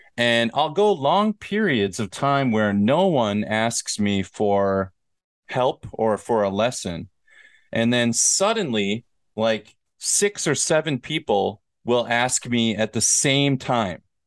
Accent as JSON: {"language": "English", "region": "Minnesota", "country": "United States", "said": "I'm from Minnesota"}